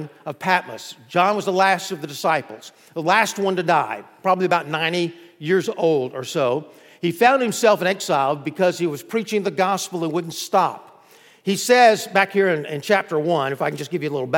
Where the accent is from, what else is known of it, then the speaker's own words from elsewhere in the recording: Florida, United States; we're from Florida